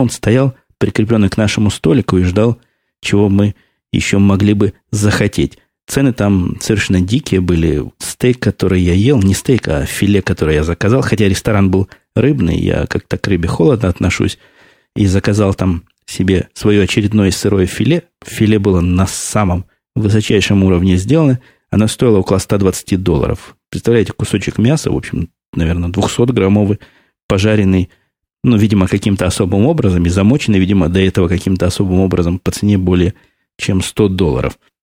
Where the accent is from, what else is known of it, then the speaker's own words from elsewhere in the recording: Russia; now in United States; Я уехал из России в 94 году